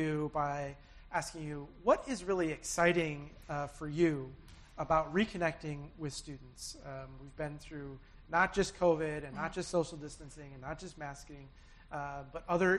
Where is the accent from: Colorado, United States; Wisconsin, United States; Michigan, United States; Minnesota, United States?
Minnesota, United States; Minneapolis; I'm from Minneapolis.